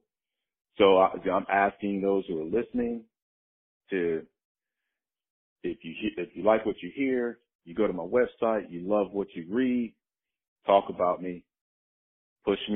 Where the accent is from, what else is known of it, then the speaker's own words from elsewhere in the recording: Chicago, Illinois, United States; moved away as an adult; I was born and raised in Chicago, South Side, inner city.